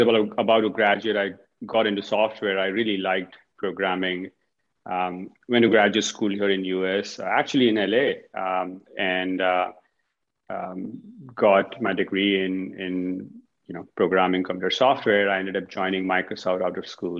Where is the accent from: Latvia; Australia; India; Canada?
India; moved away; Originally from India